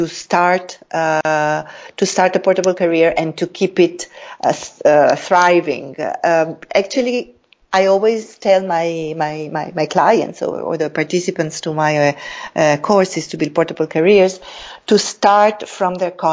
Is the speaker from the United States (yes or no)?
no; Italy; moved away as an adult; also born or lived in Africa / Latin America / Middle East; now in Jakarta, Indonesia; I was very much attached to my home country, to Italy.